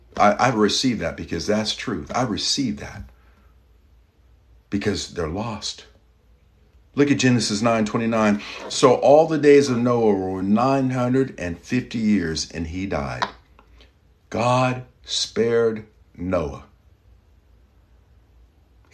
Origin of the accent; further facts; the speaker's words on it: Kentucky, United States; I'm from Kentucky, good people there